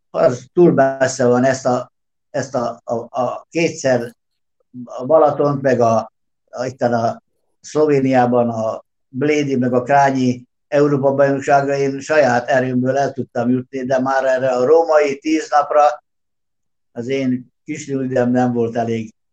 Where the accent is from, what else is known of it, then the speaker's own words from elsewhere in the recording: Subotica, Vojvodina, Serbia; Gyerekek, én Szabadkát nem hagytam el soha, itt születtem, itt élek most is, és a határokat nem én szabtam meg. Úgyhogy én délvidéki magyar vagyok